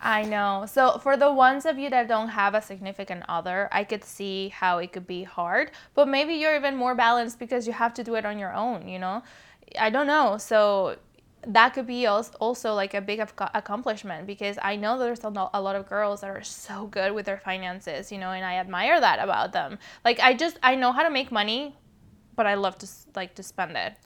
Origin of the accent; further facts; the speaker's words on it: Mexico City, Mexico; English is a second language; now in California, United States; I was born and raised in Mexico City, hence the accent